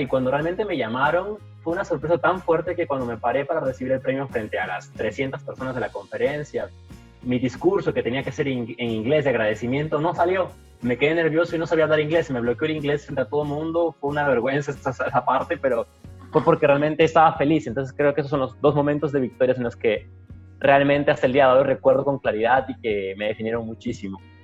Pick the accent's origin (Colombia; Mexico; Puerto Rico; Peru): Peru; Ilo, Moquegua; moved away as an adult; also born or lived in Arequipa, Peru / Florianópolis, Brazil; now in Brazil; yo vivía en Hilo, yo acabé el colegio en Hilo, yo nací en Hilo, de hecho